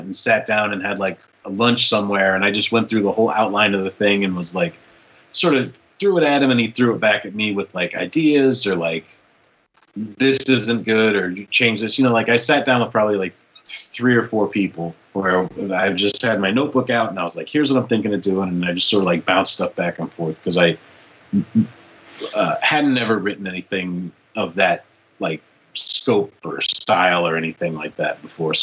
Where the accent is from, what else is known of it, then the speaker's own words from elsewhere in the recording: Midwest, United States; I come from the Midwest